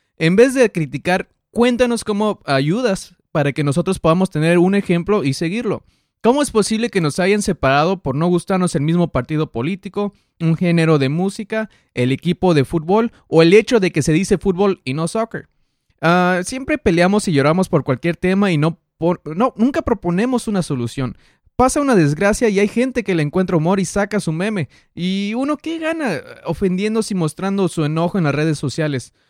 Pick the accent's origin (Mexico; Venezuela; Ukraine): Mexico; also born or lived in United States; nací en Estados Unidos, me crié en México, trabajo en uno y vivo en otro país